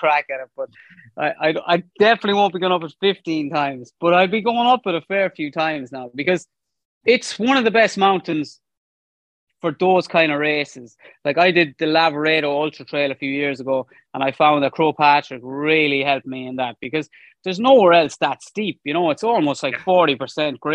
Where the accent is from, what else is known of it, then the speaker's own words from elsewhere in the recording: Leitrim, Connacht, Ireland; I'm from Leitrim